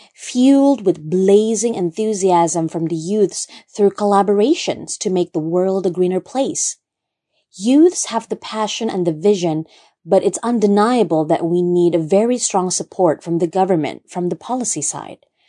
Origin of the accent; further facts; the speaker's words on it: Brunei; I was born and raised in Brunei, Jerusalem